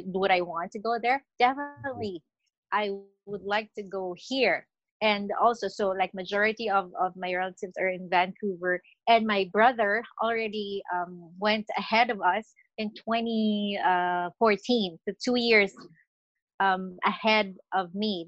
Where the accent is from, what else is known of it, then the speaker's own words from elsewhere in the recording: Nueva Ecija, Central Luzon, Philippines; moved away as an adult; also born or lived in Quezon City, Philippines; now in Canada; I was born and raised in the Philippines. I'm from Nueva Ecija